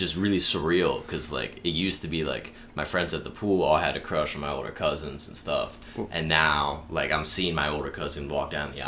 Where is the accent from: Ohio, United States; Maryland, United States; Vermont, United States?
Maryland, United States; Baltimore; moved away as an adult; now in Arizona, United States; I'm from Baltimore